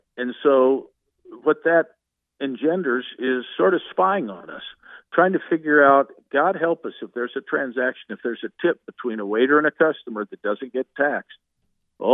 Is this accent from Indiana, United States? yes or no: yes; Indiana, United States; I come from Indiana.